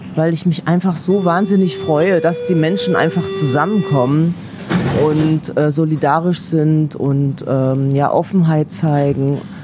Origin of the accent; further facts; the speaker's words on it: Kassel, Hesse, Germany; now in Berlin, Germany; Das war in Kassel, in meiner Heimatstadt